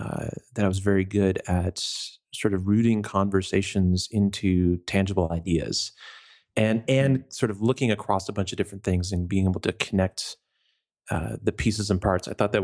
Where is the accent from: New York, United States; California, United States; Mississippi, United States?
New York, United States; I grew up in New York State, in the upstate, in the country. Grew up literally living in a farmhouse next to a giant chicken farm.